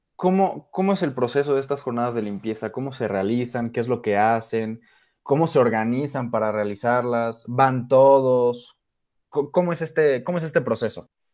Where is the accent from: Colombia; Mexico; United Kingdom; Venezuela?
Mexico; nosotros somos de México